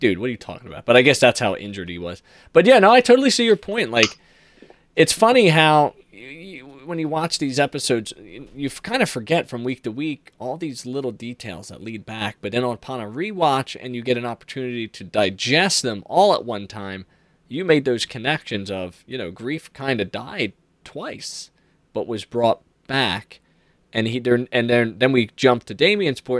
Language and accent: English; Philadelphia, Pennsylvania, United States; I'm from Philadelphia